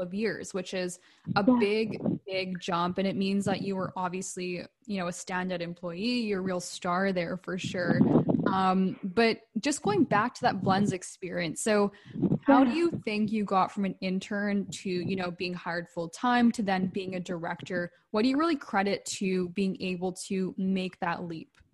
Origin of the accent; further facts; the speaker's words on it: Vancouver, British Columbia, Canada; also born or lived in Calgary; I'm from Vancouver, BC